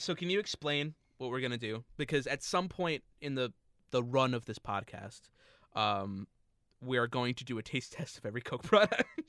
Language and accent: English; New Jersey, United States; we're from New Jersey